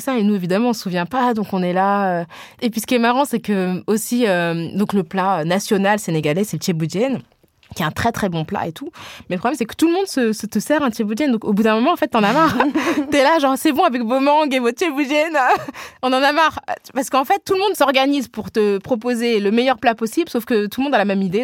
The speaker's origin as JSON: {"language": "French", "country": "France", "tie": "born or raised there", "said": "je suis née en France et ma socialisation, elle est là"}